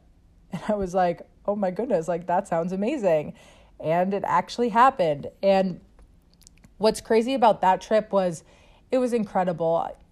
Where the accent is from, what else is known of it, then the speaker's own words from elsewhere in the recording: Sharon, Massachusetts, United States; I grew up outside of Boston in Sharon, Mass